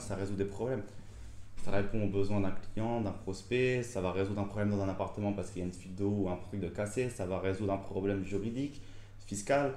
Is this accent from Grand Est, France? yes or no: yes; Reims, Grand Est, France; also born or lived in Épernay; je suis originaire de Champagne, Reims et Pernay